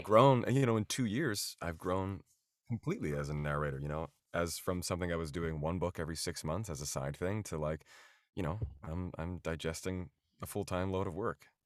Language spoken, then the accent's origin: English; outside of Philadelphia, Pennsylvania, United States; moved away as an adult; now in New York City, United States; I grew up outside of Philadelphia in the suburbs